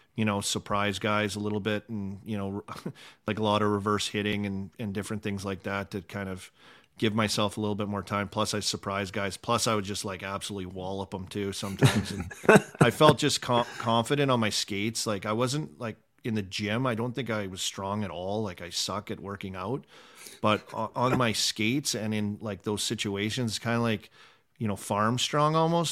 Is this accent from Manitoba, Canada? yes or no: no; Saskatchewan, Canada; living in Saskatchewan too, because where we're from